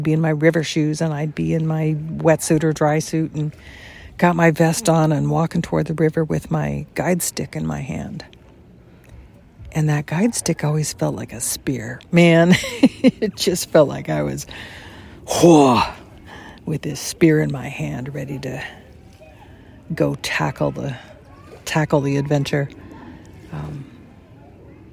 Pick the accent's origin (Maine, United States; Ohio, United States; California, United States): California, United States; Los Angeles; moved away as an adult; I grew up in Los Angeles